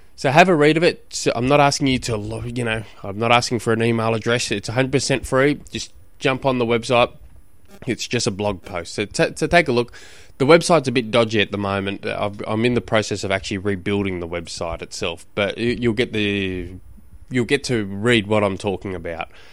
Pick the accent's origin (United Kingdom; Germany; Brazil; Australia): Australia; Launceston, Tasmania; 'cause I come from Tasmania, just in Launceston alone